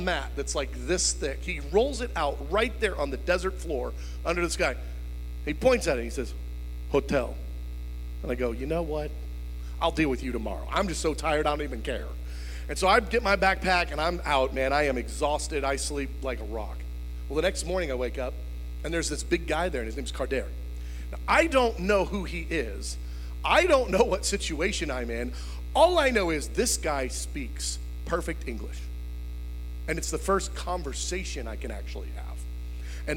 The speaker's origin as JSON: {"language": "English", "country": "United States", "said": "I'm a missionary. I'm from America"}